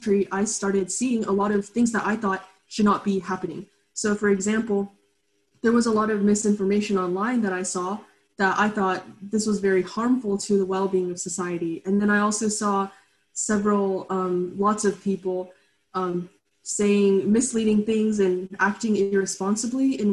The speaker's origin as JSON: {"language": "English", "town": "Katy", "region": "Texas", "country": "United States", "tie": "born or raised there", "also_born_or_lived": "Lexington, Kentucky / China", "said": "I live in Katy, Texas, which is in the suburbs of Houston, and I have been living here for my entire life. I was born in Lexington, Kentucky, and I also spent a brief amount of time in my childhood in China"}